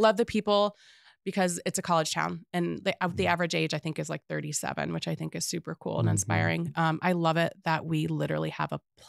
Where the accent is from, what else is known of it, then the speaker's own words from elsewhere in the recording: Atlanta, Georgia, United States; now in Missoula, United States; I'm from Atlanta, Georgia originally. I grew up with the most diverse ethnicity background, right?